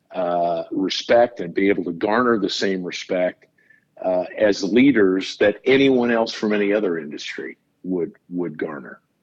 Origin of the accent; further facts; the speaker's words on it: Nebraska, United States; I grew up in Nebraska, went to school there